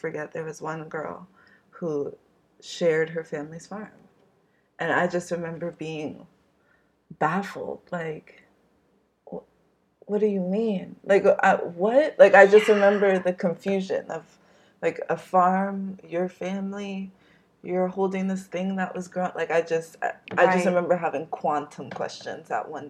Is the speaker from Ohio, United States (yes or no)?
no; New York City, New York, United States; I'm from Brooklyn